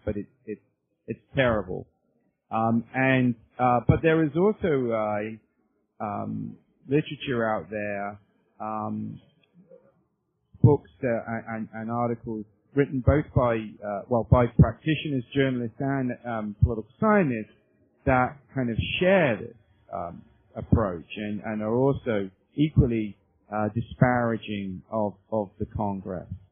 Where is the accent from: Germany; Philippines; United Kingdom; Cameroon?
United Kingdom; moved away as an adult; also born or lived in Canterbury, England; now in North Carolina, United States; I'm not a native of the United States. Um, I uh, I'm from the United Kingdom originally, and I came over to the U.S. Uh, in the late 1980s as a graduate student